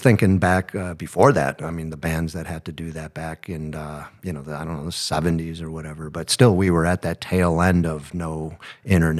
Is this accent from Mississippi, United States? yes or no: no; Buffalo, New York, United States; We're just kids from Buffalo, New York